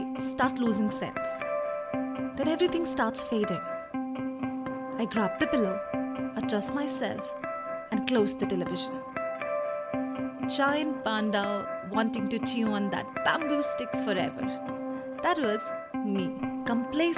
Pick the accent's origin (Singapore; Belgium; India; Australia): India; I come from India